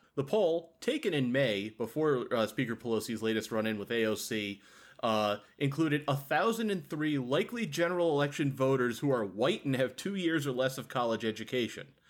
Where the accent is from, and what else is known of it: Massachusetts, United States; born or raised there